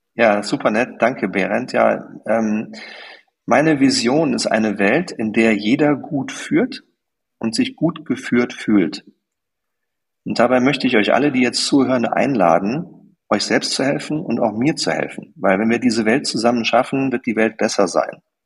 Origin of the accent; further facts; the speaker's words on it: Germany; weil ich Deutscher bin